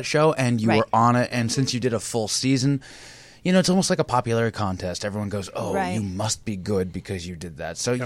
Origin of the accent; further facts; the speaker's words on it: San Francisco, California, United States; we grew up in San Francisco. We're sixth generation San Francisco